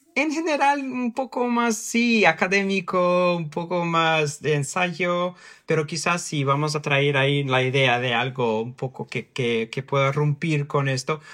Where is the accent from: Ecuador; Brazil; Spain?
Brazil; São Paulo; Spanish is a second language; moved away as an adult; also born or lived in Mexico; now in London, United Kingdom; Yo, yo nací, crecí en San Paulo, vivo aquí en Londres y he vivido en, en México